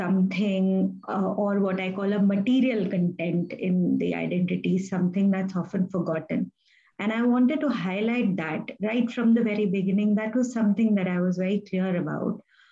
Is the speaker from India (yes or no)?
yes; Delhi, India; as a child growing up in Delhi